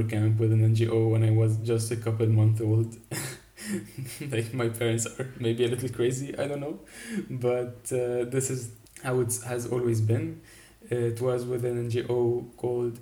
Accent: Lebanon; I'm 22 years old and I'm from Lebanon. I live just outside of Beirut.

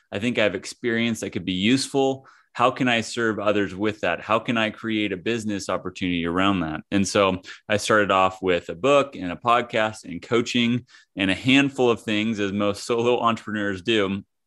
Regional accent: Kansas, United States; moved away as an adult; also born or lived in California; I hail from Kansas, I grew up in the middle of the country in a small town and went out to California for college

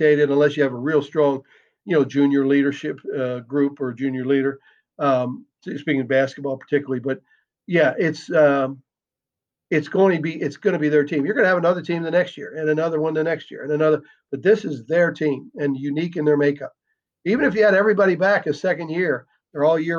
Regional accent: United States; also born or lived in Ireland; being an American coach

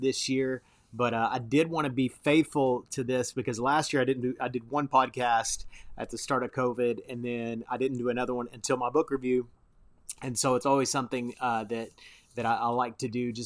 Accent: United States; as a Westerner, as an American

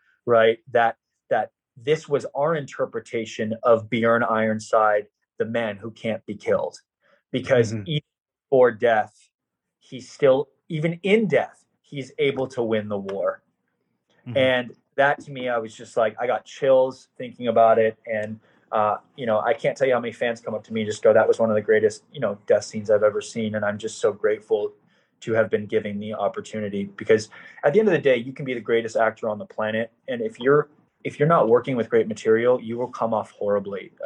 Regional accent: Canada; I'm from Canada

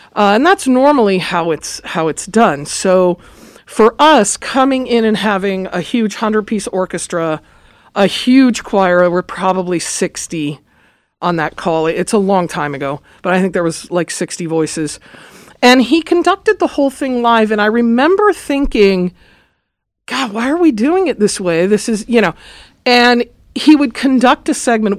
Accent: Los Angeles, California, United States; I grew up in Los Angeles. I'm a native, born and raised

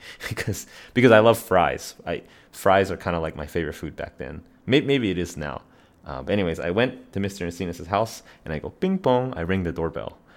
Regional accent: Oklahoma, United States; growing up in Oklahoma

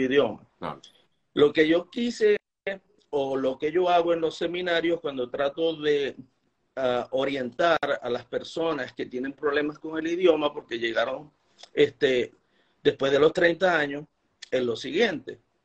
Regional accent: Venezuela; moved away as an adult; now in Utah, United States; cuando salí de Venezuela pensé que mi carrera como profesor había terminado

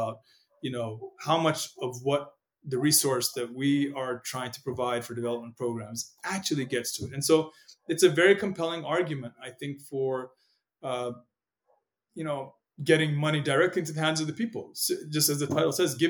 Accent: Nairobi, Kenya; first language Amharic; English is a second language; moved away as an adult; also born or lived in Ethiopia / Eritrea (ancestry) / United States; The house I grew up in Nairobi, Kenya, in an area called Lavington

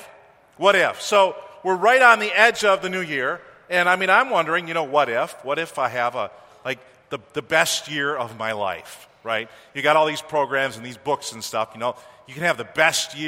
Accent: East Coast, United States; moved away as an adult; I'm from the East Coast

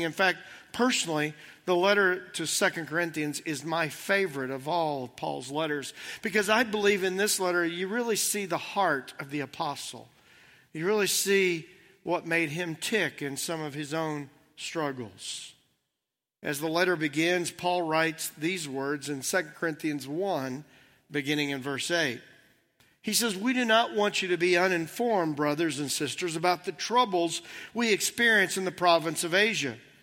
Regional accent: United States; Those are the only lenses that I have growing up here

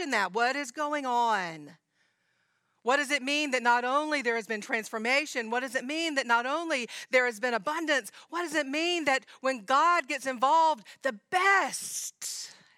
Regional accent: Georgia, United States; I'm from Georgia

